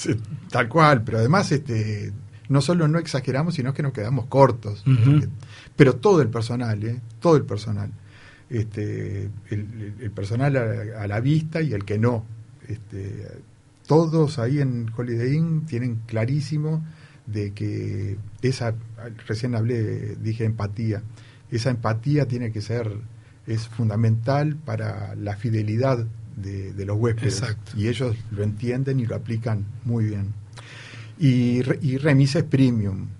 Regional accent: Paysandú, Uruguay; somos de Paysandú

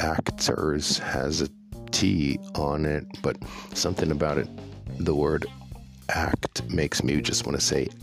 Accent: New York, United States; When I was a kid growing up in New York, I never, ever thought about farming

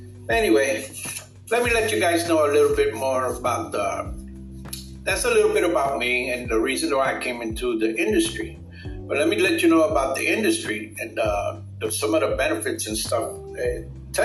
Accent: New York City, New York, United States; moved away; also born or lived in Florida / Puerto Rico (parents); I was born in 1959 in Brooklyn, New York. And yes, I'm a baby boomer. Yeah, there's all of us in Brooklyn. Well, later on down the years, I was raised in New York City

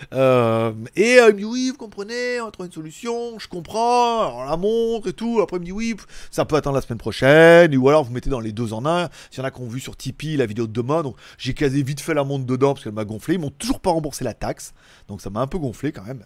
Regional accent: France; on est français

